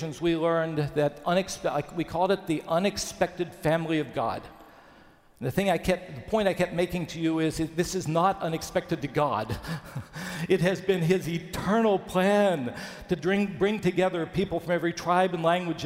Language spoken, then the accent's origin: English; Bluefield, West Virginia, United States; my hometown of Bluefield, West Virginia